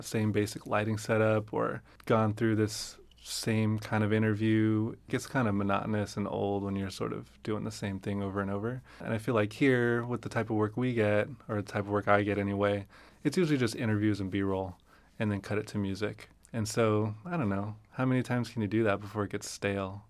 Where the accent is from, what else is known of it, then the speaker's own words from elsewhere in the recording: Fresno, California, United States; I grew up in Fresno